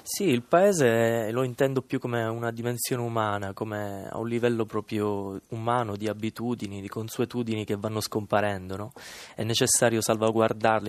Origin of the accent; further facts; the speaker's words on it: Misilmeri, Sicily, Italy; nel mio paese, che è un paese della provincia di Palermo e si chiama Misilmeri